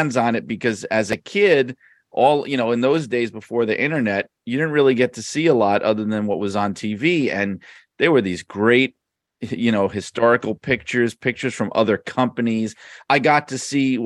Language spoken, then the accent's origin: English; New York City, New York, United States; now in Connecticut, United States; I live in Connecticut now, but I grew up in Brooklyn, New York